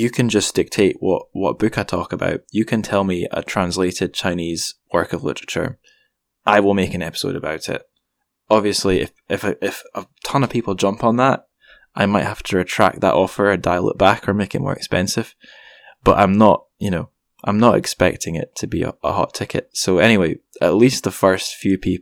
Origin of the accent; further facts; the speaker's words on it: Scotland, United Kingdom; I'm just a Scottish guy.